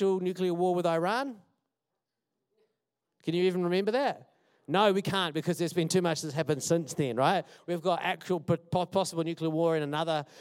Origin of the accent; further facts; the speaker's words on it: Wellington, New Zealand; I'm from Wellington